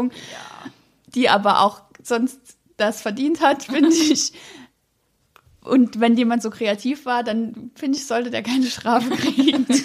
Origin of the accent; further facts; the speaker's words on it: Rohrbach, Saarland, Germany; in Rohrbach, wo ich herkomme